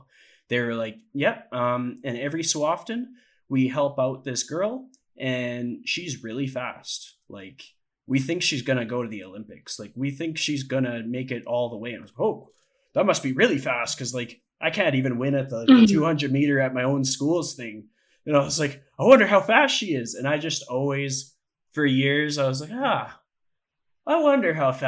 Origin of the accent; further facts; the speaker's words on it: Ponoka, Alberta, Canada; I was born in Ponoka and I grew up nearby.